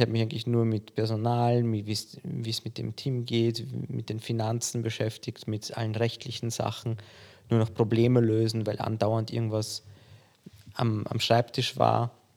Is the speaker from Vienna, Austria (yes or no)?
yes; Vienna, Austria; also born or lived in Poland; Ich bin in Polen geboren, bin mit vier Jahren, vier, fünf Jahren nach Wien gezogen und habe hier die Schule besucht